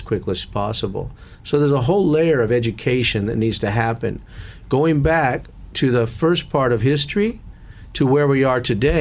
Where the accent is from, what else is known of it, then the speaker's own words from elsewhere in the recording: San Manuel Indian Reservation, California, United States; Growing up on the Samamwell Indian Reservation